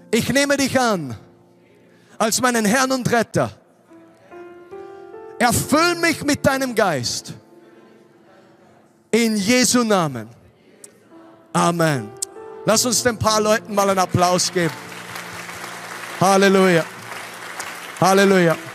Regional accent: Austria; Weißt du, ich komme aus Österreich, ich bin zwei Stunden 47 Minuten oder so gefahren.

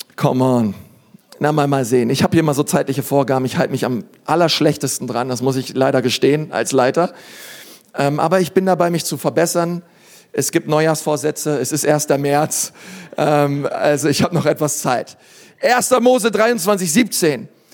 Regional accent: Berlin, Germany; ich bin Berliner

